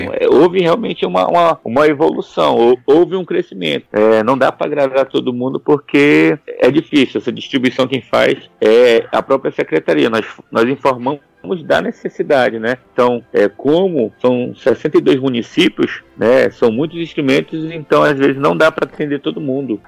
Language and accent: Portuguese; Manaus, Amazonas, Brazil; eu falei que era de Manaus